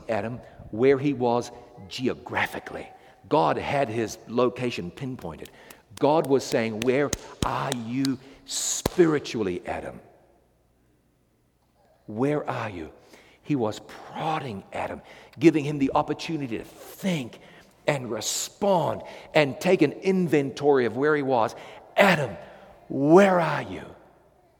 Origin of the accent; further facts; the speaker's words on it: New Zealand; I come from New Zealand